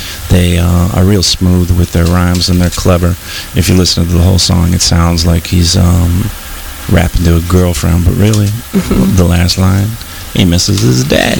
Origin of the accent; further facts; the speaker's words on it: Grosse Pointe, Michigan, United States; where I grew up on the Far East Side in suburb Grosse Pointe.